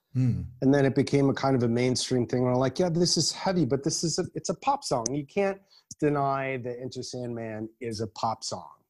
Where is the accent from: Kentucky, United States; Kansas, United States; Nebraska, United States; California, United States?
California, United States; Berkeley; moved away as an adult; also born or lived in Los Angeles; I was born in Berkeley, uh, a San Francisco Bay Area, and then I lived in in Los Angeles for about eight or nine years. Well, it's interesting. You know, I, I grew up in, in the 1980s in, um, in the Bay Area